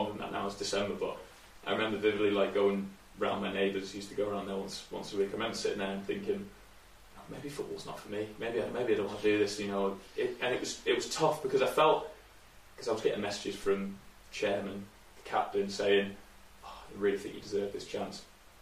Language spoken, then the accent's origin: English; Shrewsbury, West Midlands, United Kingdom; I'm being from Shrewsbury